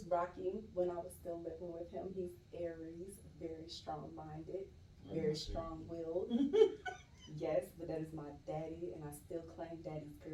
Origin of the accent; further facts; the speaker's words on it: Stone Mountain, Georgia, United States; Originally from right here in Atlanta, Georgia, born and raised in Stone Mountain.